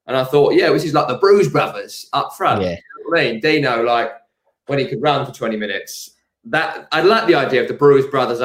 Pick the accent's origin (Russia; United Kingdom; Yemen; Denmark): United Kingdom; Hornchurch, London; I'm from Raynham, Hornchurch. I live in Rockford now, so I am the Hornchurch.